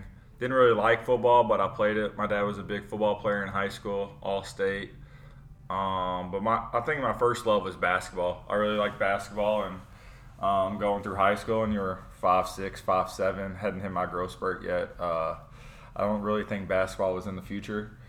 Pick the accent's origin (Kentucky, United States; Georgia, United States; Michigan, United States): Kentucky, United States; Louisville; moved away as an adult; now in St. Louis, United States; born and raised in Louisville, Kentucky. Moved to St. Louis about 4 years ago